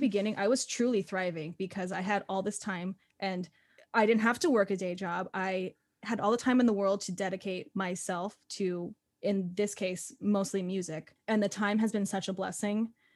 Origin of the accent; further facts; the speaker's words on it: Phoenix, Arizona, United States; moved away as an adult; now in New York City, United States; I grew up in Phoenix, Arizona, and then I went to college there for, uh, musical theater, and then I moved out here, and I've been in New York City for about, um, six and a half years